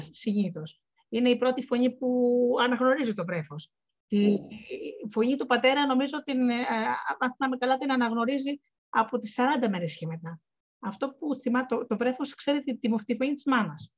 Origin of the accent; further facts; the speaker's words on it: Missolonghi, Western Greece, Greece; moved away; εγώ γεννήθηκα και είπα στο, και μεγάλωσα στο Μεσολόγιο